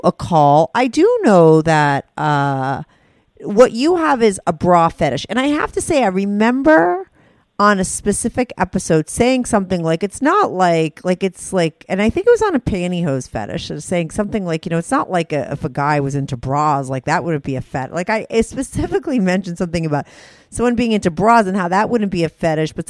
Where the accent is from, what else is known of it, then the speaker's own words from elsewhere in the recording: New Jersey, United States; I'm from New Jersey.